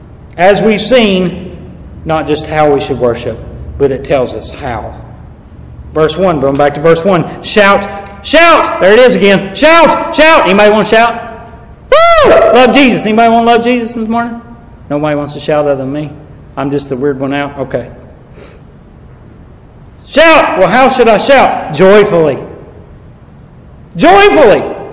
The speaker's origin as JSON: {"language": "English", "region": "the South", "country": "United States", "said": "I don't find it hot, but I'm from the South. This ain't hot."}